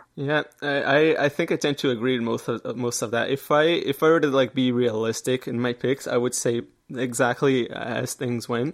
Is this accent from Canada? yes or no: yes; Canada; I'm Canadian